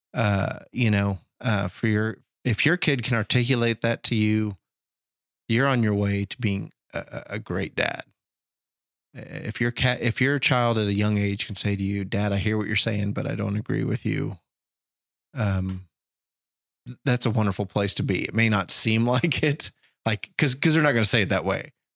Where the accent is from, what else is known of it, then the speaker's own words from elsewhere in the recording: United States; I'm an American